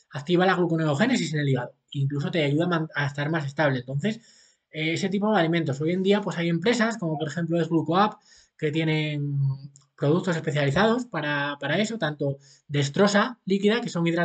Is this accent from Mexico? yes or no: no; Asturias, Spain; now in Seville, Spain; Yo ahora vivo en Sevilla aunque soy de Asturias, pero vivo en Sevilla con mi mujer.